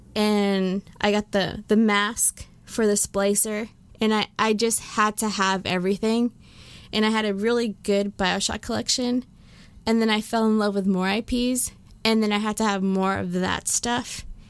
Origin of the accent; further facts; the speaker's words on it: United States; I'm also American, guys. I'm both.